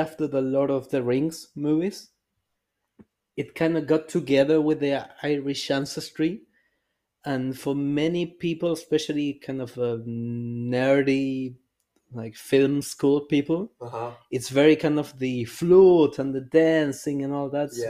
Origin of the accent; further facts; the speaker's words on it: Chile; now in Erfurt, Germany; we're both from Chile